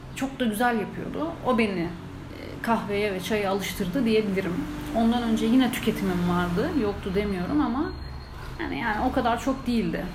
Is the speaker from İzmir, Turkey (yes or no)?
yes; İzmir, Turkey; moved away; ben de İzmirliyim